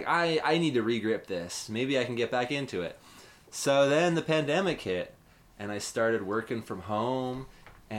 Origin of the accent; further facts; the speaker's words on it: Utah, United States; now in San Diego, United States; I grew up in Utah